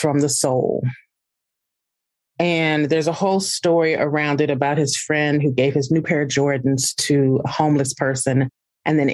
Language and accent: English; Alton, Illinois, United States; I'm a River City girl. I was born in Alton, Illinois, literally not even a block from the Mississippi River